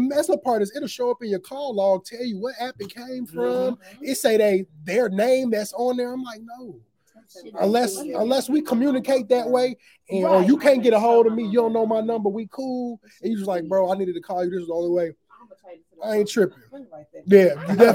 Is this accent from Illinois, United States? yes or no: yes; Aurora, Illinois, United States; I'm a hometown. Like, I'm always stick with my hometown teams. Shout out to my city, Aurora, Illinois